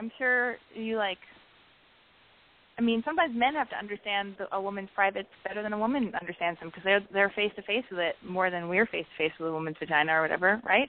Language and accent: English; Canada; but I'm 21. I'm from Canada.